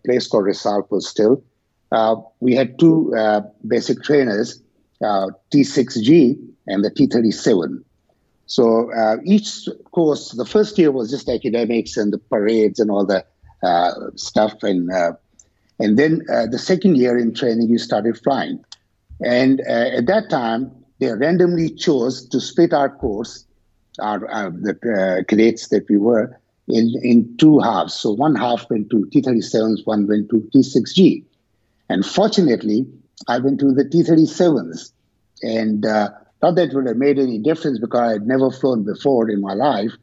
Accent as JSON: {"language": "English", "country": "Pakistan", "tie": "born or raised there", "said": "I was born and raised in Pakistan"}